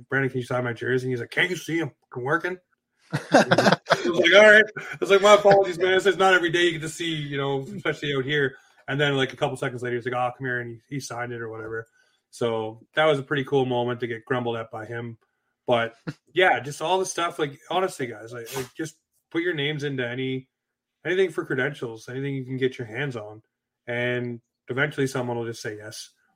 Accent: Toronto, Ontario, Canada; moved away as an adult; also born or lived in Newmarket, Ontario / Oshawa, Ontario / Whitby, Ontario / Pickering, Ontario; Raised in Scarborough, lived in Oshawa, Whitby, Pickering, Port Perry, Bowmanville.

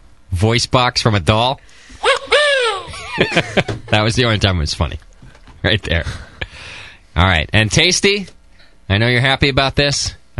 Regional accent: Hesperia, California, United States; That's like being from Hesperia. Oh, wait. That's where I'm from.

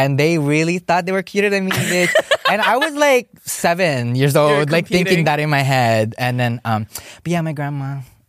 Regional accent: Ewa Beach, Hawaii, United States; I'm from Ebba Beach of Hawaii, if you guys didn't know.

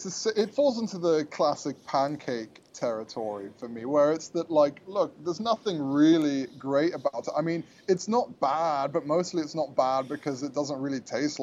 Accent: England, United Kingdom; now in United States; my mom's American, my dad's very English. I was born in America. I have both passports.

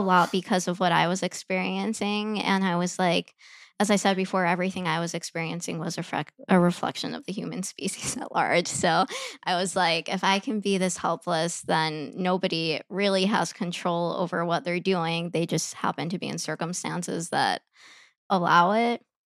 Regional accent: Chicago, Illinois, United States; I grew up in Chicago

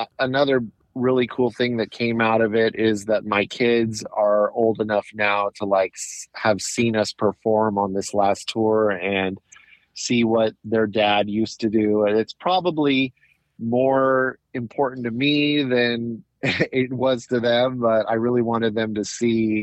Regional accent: Southern California, United States; also born or lived in Anaheim, California; I was technically LA County, but on like right on the border. I could walk across the street and be in Orange County. I was born in Anaheim, which is in Orange County

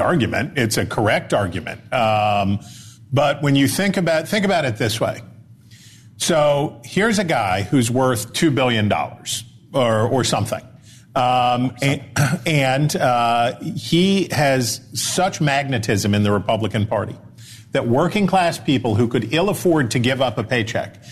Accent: West Virginia, United States; I'm a West Virginian. I think of myself as an American before I think of myself as a West Virginian, but I'm very proud to be a West Virginian

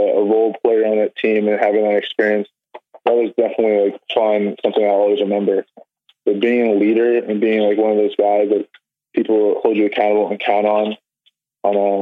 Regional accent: New Jersey, United States; now in Illinois, United States; being from South Jersey, I was born in South Jersey. I lived there for most of my life

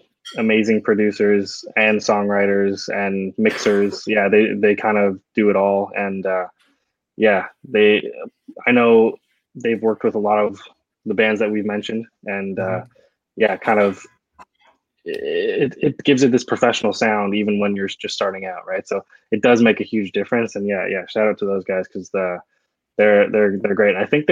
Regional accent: Toronto, Ontario, Canada; not everyone is from downtown Toronto, yeah. but you know, we say we're from Toronto.

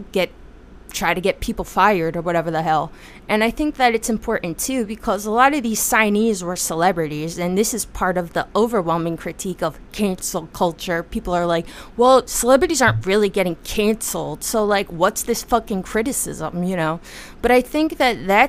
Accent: United States; my experience as an American

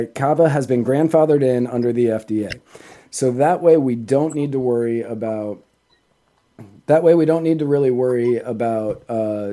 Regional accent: California, United States; I was born there

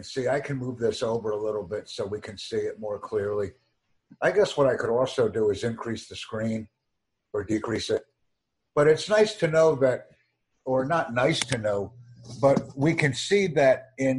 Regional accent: New York City, New York, United States; I'm from the New York City area.

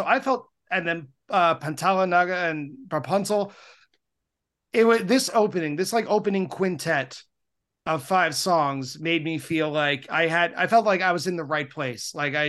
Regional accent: Long Island, New York, United States; now in Queens, United States; having been a lifelong New Yorker, I grew up on Long Island, moved to New York to Queens, which is part of New York City.

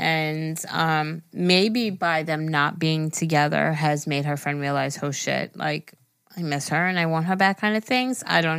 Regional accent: Massachusetts, United States; I'm from Massachusetts, and I love your podcast so much.

